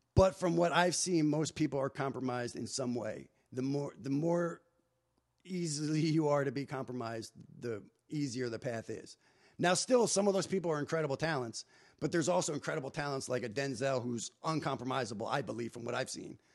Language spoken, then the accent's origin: English; New Jersey, United States; moved away as an adult; also born or lived in Hollywood; I'm unfiltered kid from New Jersey at the time, twenty-two years old